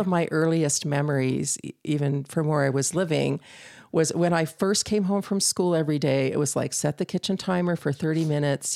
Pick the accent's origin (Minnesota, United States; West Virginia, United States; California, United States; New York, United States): California, United States; Northern; moved away as an adult; I grew up in Northern California